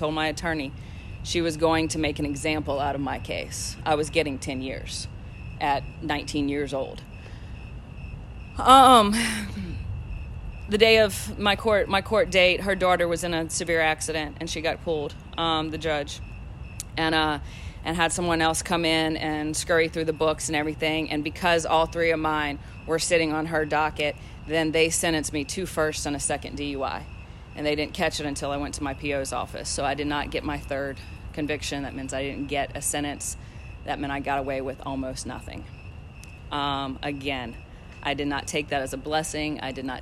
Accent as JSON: {"language": "English", "region": "Louisiana", "country": "United States", "moved": "yes", "said": "I am from Louisiana"}